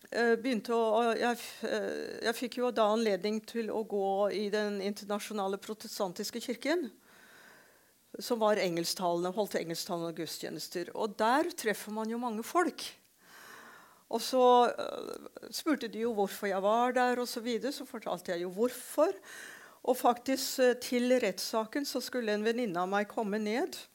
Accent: Shillong, Meghalaya, India; now in Norway; For jeg ble født og vokste opp i India.

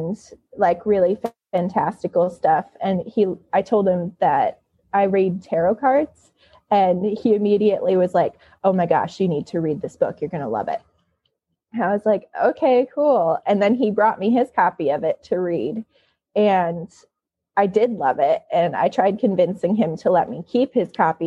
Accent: Michigan, United States; now in California, United States; I'm from Michigan, not Grand Rapids

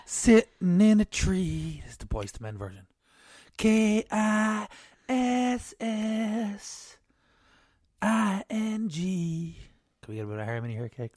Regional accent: Ireland; We're Irish here

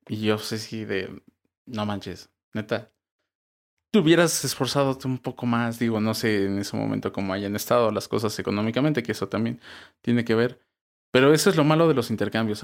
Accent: Mexico

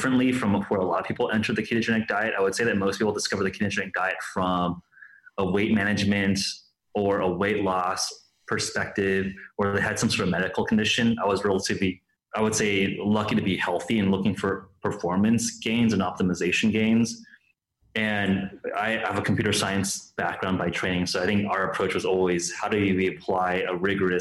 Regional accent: Los Angeles, California, United States; I grew up in Los Angeles, spent basically my entire life in California

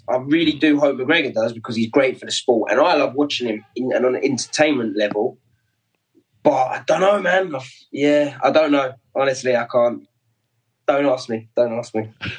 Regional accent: London, United Kingdom; I'm the Londoner, why aren't I on it?

